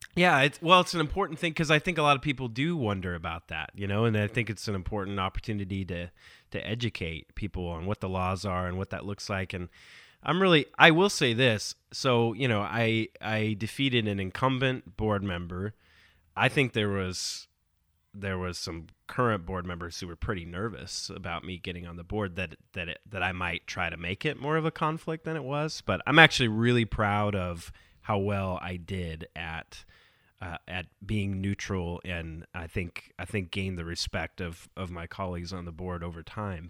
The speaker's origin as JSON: {"language": "English", "region": "Southern California", "country": "United States", "tie": "born or raised there", "moved": "yes", "said": "I grew up in Southern California, I live here now"}